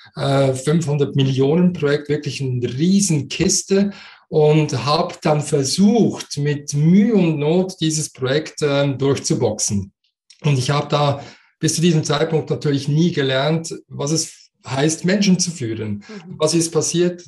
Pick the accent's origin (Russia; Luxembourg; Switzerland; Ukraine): Switzerland; accent: Swiss dialect; man hört das in meinem Dialekt. Ich bin Schweizer, so wie du, aber ich habe einen Migrationshintergrund